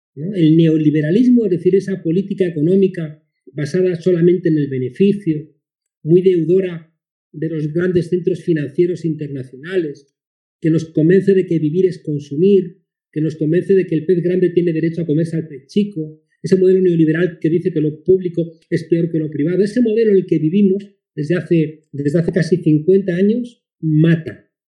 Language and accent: Spanish; Spain; aquí, en mi país, en España